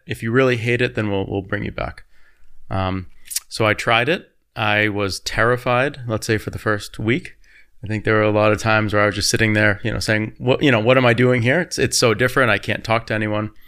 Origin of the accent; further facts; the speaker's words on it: United States; now in Berlin, Germany; as an American living in Berlin